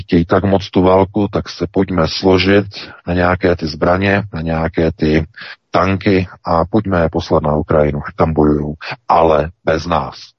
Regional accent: Czechia; now in Germany; my Češi

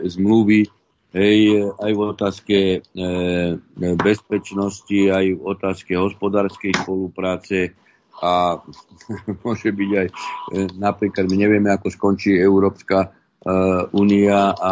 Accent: Podtatry, Prešov Region, Slovakia; ja mám v podstate všetkých príbuzných, aj manželka a e, na východnom Slovensku, my sme z Podtatier, ale teda to už je e, východ a viem, ako ľudia tam žijú.

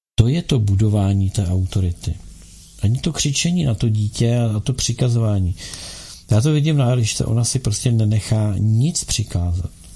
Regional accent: Bohemia, Czechia; tady u nás v Čechách

